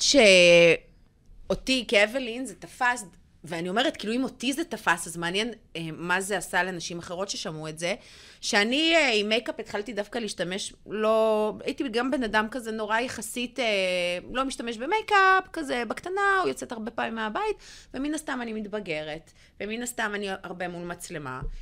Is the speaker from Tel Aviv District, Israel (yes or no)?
yes; Bat Yam, Tel Aviv District, Israel; כילדה קטנה, בת שש, גרה בבת ים